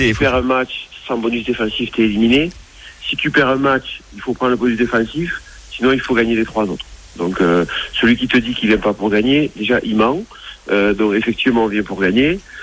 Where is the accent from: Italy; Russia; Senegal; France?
France; chez nous en France